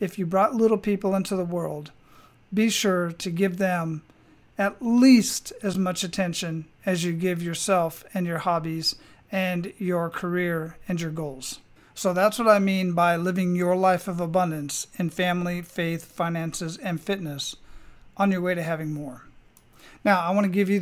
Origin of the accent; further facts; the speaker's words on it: Arizona, United States; moved away; I was originally born and raised in Arizona